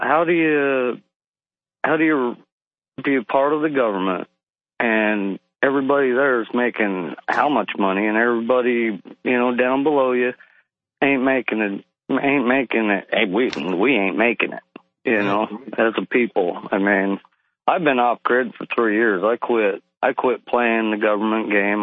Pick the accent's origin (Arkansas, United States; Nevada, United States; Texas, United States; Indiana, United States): Arkansas, United States; I'm also from Arkansas